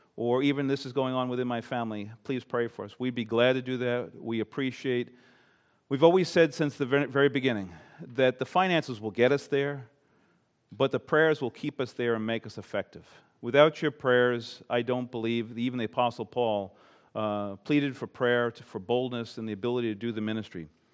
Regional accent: Long Island, New York, United States; now in Maine, United States; I'm not from Maine. I am not a New Englander. I grew up on Long Island, New York.

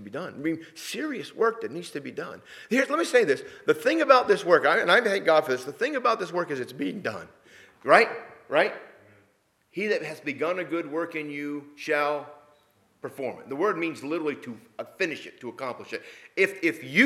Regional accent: New England, United States; moved away; Sheila and I come from New England

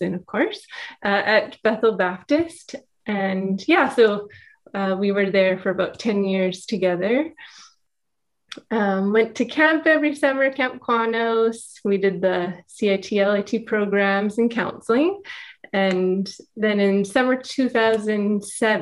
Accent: Duncan, British Columbia, Canada; now in Burnaby, Canada; I grew up in Duncan on Vancouver Island

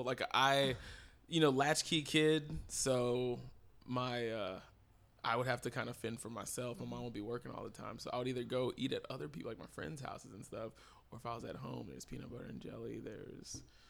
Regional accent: Texas, United States; because I'm from Texas, I would compare all these crowds to Texas crowds.

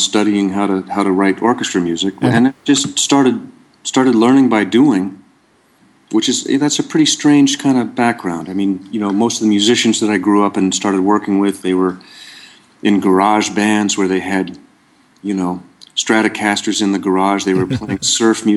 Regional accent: Ohio, United States; also born or lived in Seattle, Washington / Findlay, Ohio / Granville, Ohio / Boston; I was born in Ohio. I grew up partly in Seattle, Washington, mm-hmm. and then in a couple towns in Ohio, mm-hmm. Findlay, Ohio, and Granville, Ohio

